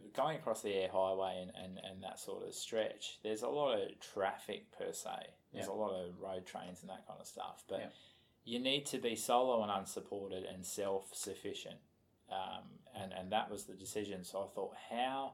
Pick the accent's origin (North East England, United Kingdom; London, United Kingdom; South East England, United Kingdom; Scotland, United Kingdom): Scotland, United Kingdom; I'm a Scotsman